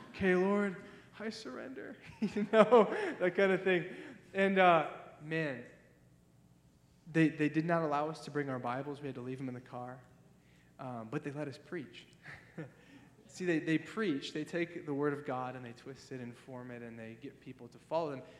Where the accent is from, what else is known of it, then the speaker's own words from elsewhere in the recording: Ohio, United States; moved away; I'm from Ohio.